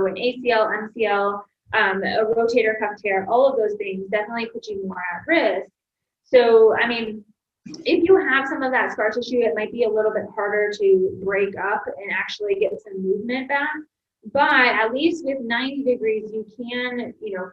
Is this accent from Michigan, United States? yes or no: yes; Michigan, United States; moved away; also born or lived in Ohio; I'm originally from Michigan, yes. So I've been in the Midwest most of my life